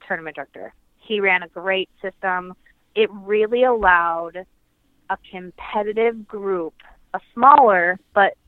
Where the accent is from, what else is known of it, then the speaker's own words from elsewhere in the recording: Minneapolis, Minnesota, United States; also born or lived in North Carolina / southern United States; when I was 10, we moved back to Minnesota